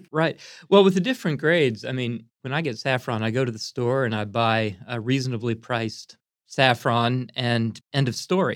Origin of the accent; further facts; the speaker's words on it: Pottstown, Pennsylvania, United States; also born or lived in Lancaster, Pennsylvania; I was brought up in Pottstown, which is just a little bit west of Philadelphia.